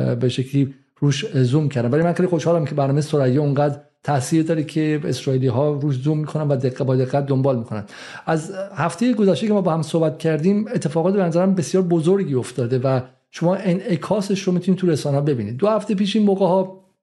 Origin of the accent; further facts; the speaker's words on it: Iran; moved away as an adult; also born or lived in England; now in United Kingdom; من به عنوان یک حالا شهروندی که تو انگلیس 23 سال زندگی میکنم ولی از سمتی هم به عنوان یک ایرانی